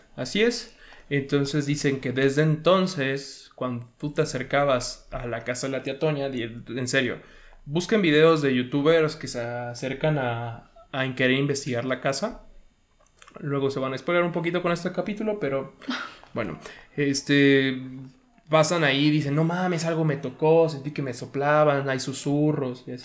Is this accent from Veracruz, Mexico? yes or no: no; Puebla, Mexico; yo sí nací en la ciudad de Puebla